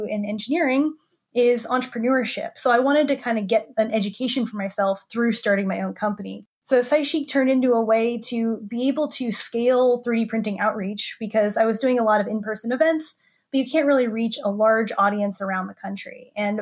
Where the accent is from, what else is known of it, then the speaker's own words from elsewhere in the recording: Tampa, Florida, United States; I grew up in Florida. So I grew up in Tampa